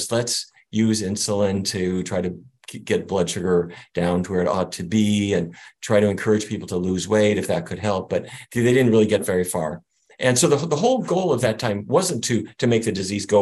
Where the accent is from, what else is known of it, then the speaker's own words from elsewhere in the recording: North Dakota, United States; I grew up in North Dakota